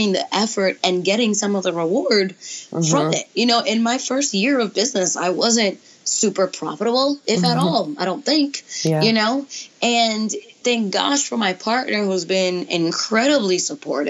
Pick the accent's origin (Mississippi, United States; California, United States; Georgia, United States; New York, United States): New York, United States; New York City; now in Atlanta, United States; I grew up in New York City in Brooklyn